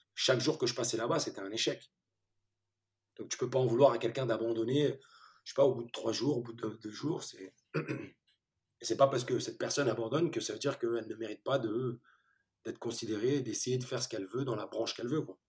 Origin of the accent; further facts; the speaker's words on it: France; French is a second language; also born or lived in Turkey; je suis arrivé en France, j'avais 4-5 ans